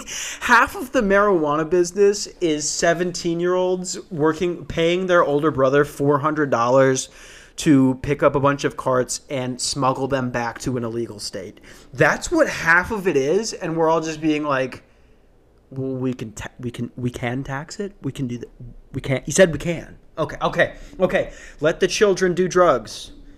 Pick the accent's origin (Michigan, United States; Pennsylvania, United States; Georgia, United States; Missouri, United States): Pennsylvania, United States; Ambridge; now in Phoenix, United States; I'm from the Berg